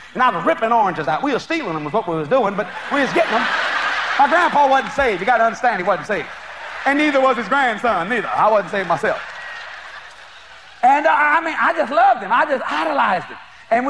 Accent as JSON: {"language": "English", "region": "Louisiana", "country": "United States", "said": "You know, I come from South Louisiana. We were very, very poor people."}